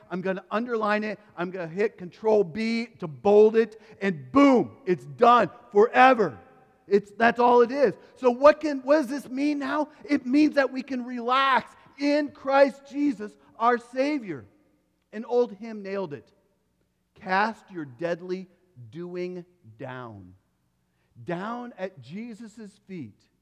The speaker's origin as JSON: {"language": "English", "region": "Iowa", "country": "United States", "tie": "born or raised there", "said": "When I grew up, I grew up in Iowa."}